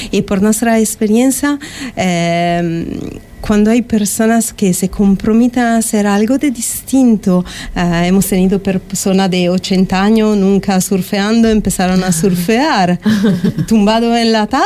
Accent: Milan, Lombardy, Italy; Spanish is a second language; now in Fuerteventura, Spain; yo soy de Milán, de Italia, y mm, respecto al clima que hay en Italia, aquí en Fuerteventura hay realmente la posibilidad de vivir en sinergia

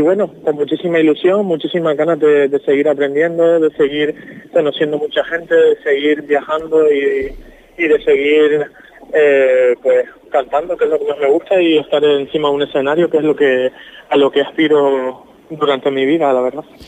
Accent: Las Palmas de Gran Canaria, Canary Islands, Spain; la orquesta de mi tierra, con, la orquesta filarmónica de Las Palmas

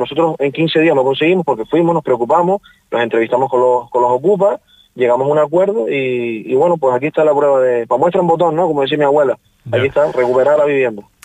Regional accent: Tenerife, Canary Islands, Spain; now in Fuerteventura, Spain; yo soy de Tenerife, pero considero que esta es mi tierra

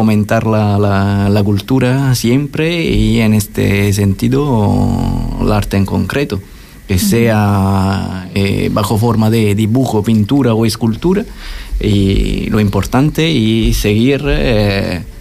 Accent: Italy; Yo soy italiano, por ejemplo.

